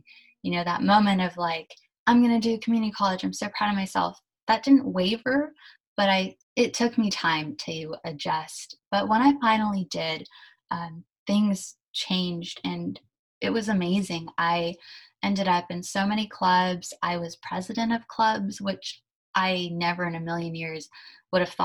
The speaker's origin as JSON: {"language": "English", "town": "San Mateo", "region": "California", "country": "United States", "tie": "born or raised there", "also_born_or_lived": "Germany", "said": "I was born in Germany and my parents and I immigrated to California when I was about 2.5. We came to San Mateo and I've lived here ever since. So I went to high school, college, everything in San Mateo"}